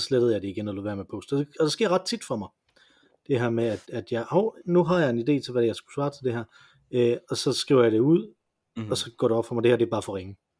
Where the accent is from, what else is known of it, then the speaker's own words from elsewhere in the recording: Jutland, Denmark; vi, vi kommer begge to fra Jylland